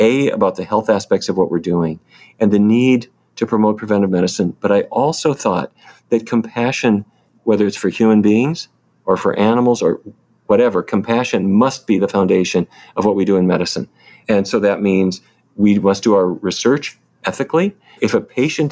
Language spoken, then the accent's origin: English; Fargo, North Dakota, United States; moved away; I grew up in North Dakota.